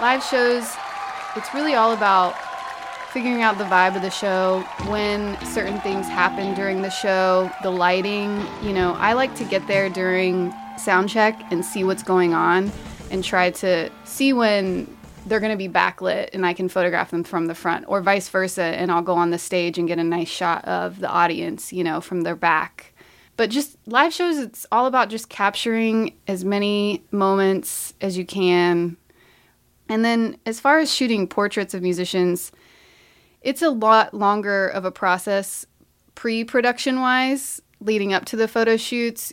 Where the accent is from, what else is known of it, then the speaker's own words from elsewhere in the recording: Marion, Ohio, United States; I grew up in Marion, Ohio, youngest of four, in a very musical family